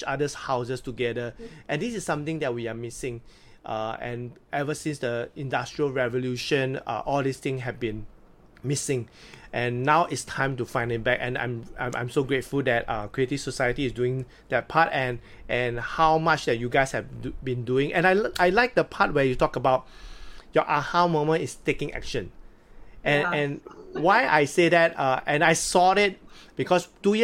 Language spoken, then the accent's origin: English; Singapore; I'm not Singaporean